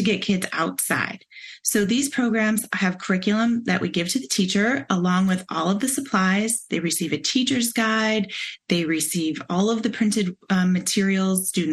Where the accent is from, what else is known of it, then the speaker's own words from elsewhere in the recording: Michigan, United States; moved away as an adult; now in Cleveland, United States; I grew up in Michigan.